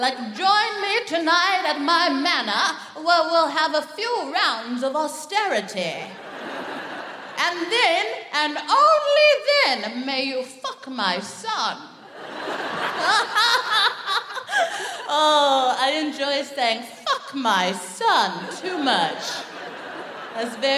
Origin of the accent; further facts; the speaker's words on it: United States; moved away as an adult; now in United Kingdom; I'm from America